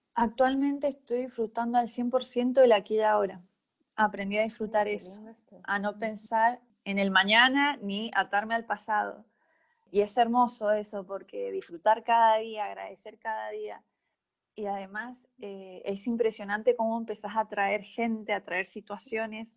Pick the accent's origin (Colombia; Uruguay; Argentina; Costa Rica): Argentina; Malargüe, Mendoza; moved away as an adult; now in Mendoza, Argentina; yo soy de Malargüe y me vine a estudiar a la universidad